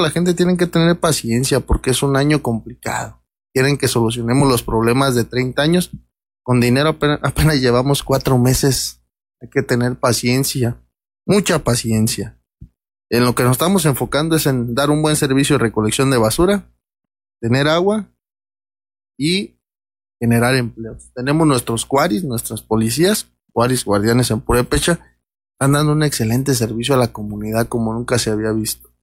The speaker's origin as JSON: {"language": "Spanish", "town": "Peribán", "region": "Michoacán", "country": "Mexico", "said": "todos somos de Peribán, nosotros somos San Francisco, Peribán"}